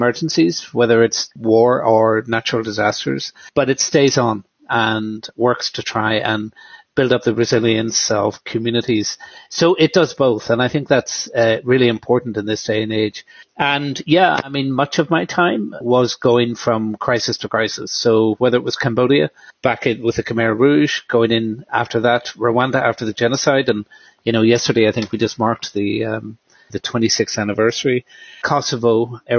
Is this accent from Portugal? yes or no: no; Ireland; I grew up in Ireland